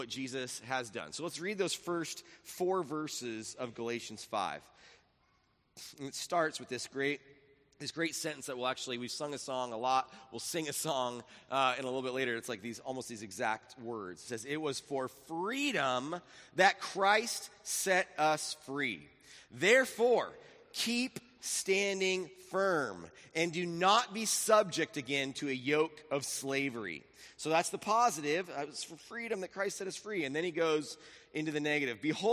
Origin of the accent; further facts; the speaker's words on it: Laguna Beach, California, United States; we lived in this house in Laguna Beach. But I lived in Laguna Beach, and then we moved from Laguna Beach to Capo Beach